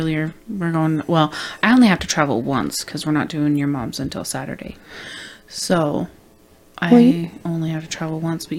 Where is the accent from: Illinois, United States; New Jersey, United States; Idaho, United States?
Idaho, United States; we're from Idaho